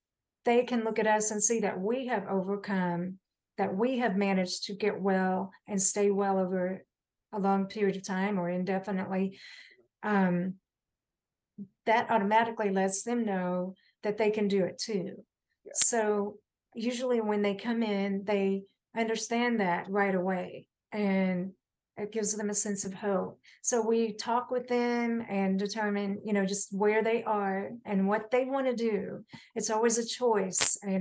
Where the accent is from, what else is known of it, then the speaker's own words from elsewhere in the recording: Johnson City, Tennessee, United States; in my hometown of Johnson City